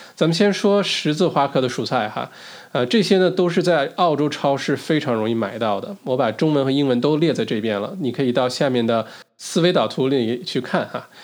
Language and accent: Chinese; China; moved away; 小的时候在中国国内长大